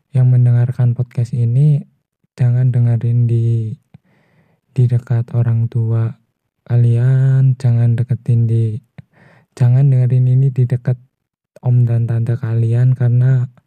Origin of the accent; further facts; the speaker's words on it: Purwokerto, Central Java, Indonesia; Saya asal dari Purwokerto